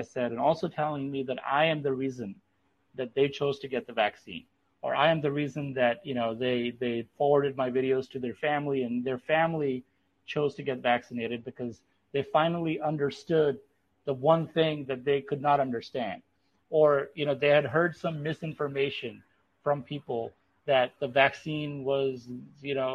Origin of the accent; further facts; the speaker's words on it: Pakistan; moved away; I'm from Pakistan